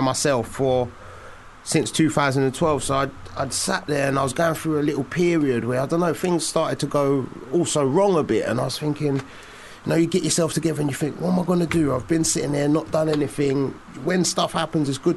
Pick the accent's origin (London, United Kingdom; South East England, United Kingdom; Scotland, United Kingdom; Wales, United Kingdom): London, United Kingdom; Walthamstow, East London